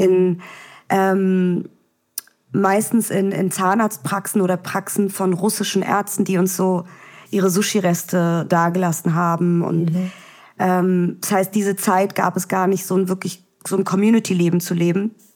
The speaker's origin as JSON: {"language": "German", "region": "Berlin", "country": "Germany", "tie": "born or raised there", "also_born_or_lived": "Vienna, Austria", "said": "gezeugt wurde ich in Israel, geboren in Wien, aufgewachsen in Berlin"}